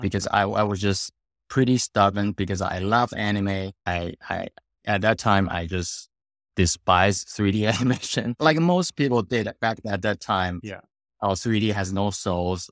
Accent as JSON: {"language": "English", "country": "Taiwan", "tie": "born or raised there", "moved": "as an adult", "said": "I was born in Taiwan, grew up there"}